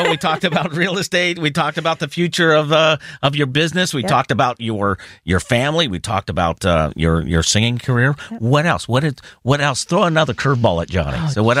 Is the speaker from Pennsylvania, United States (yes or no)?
yes; Pittsburgh, Pennsylvania, United States; born or raised there